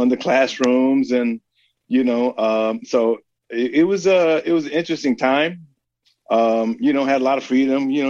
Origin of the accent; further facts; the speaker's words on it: San Francisco, California, United States; moved away as an adult; now in Oakland, United States; San Francisco. Born and raised in San Francisco